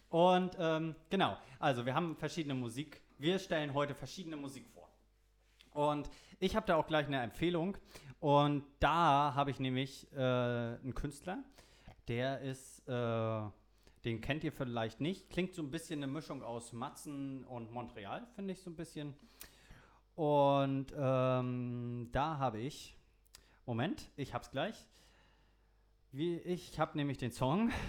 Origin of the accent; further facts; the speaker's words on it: Saxony-Anhalt, Germany; ich bin aus Sachsen-Anhalt, da kenne ich mich aus.